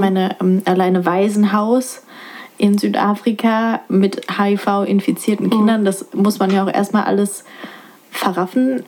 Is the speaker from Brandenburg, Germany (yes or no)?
yes; Bad Belzig, Brandenburg, Germany; gebürtig und hier aufgewachsen